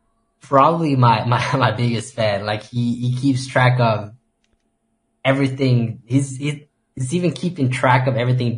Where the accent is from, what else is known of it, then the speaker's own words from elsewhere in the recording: Sweden; also born or lived in Stockholm area; I just moved actually to my hometown 4 months ago, I think.